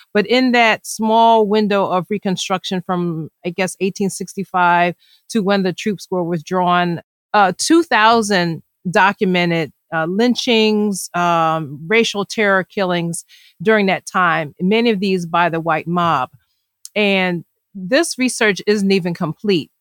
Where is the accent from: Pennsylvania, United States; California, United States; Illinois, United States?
Pennsylvania, United States; Philadelphia; I grew up in Philadelphia